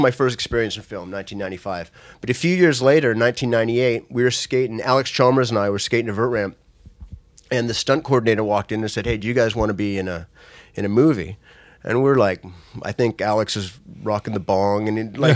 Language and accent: English; Vancouver, British Columbia, Canada; in front of my hometown, friends and family